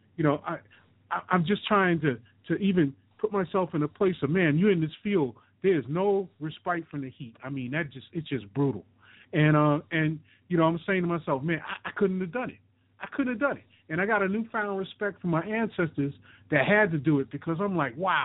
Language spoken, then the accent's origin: English; New York City, New York, United States; moved away as an adult; also born or lived in Queens / Mississippi; now in Louisiana, United States; I was born and raised in New York